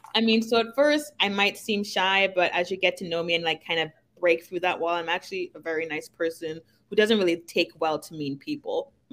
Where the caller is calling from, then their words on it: Windermere, Florida, United States; I'm coming from Florida.